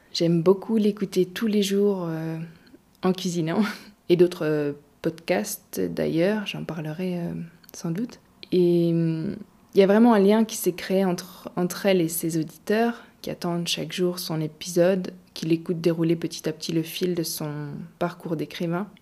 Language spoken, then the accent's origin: French; Gaume, Wallonia, Belgium; Je viens de Gaume, une région pleine de forêts et de champs dans le sud de la Belgique